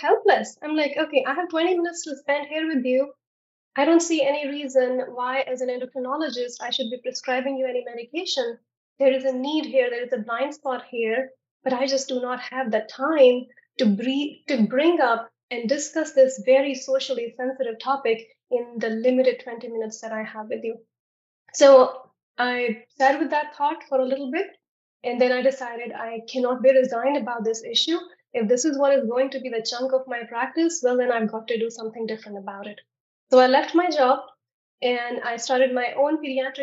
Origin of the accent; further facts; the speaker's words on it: India; moved away as an adult; also born or lived in Nashville, United States; now in United States; I was born and raised in India. I did my medical school in India. Then I came to the US for my residency and fellowship.